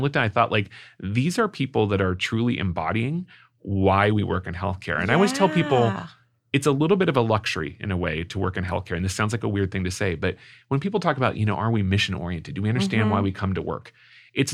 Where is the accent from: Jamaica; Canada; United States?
United States; San Diego, California; moved away as an adult; also born or lived in New York / Columbus, Ohio; now in St. Louis, United States; I grew up in San Diego. I went to school in New York. I lived in Columbus, Ohio for 10 years, and now I moved to St. Louis.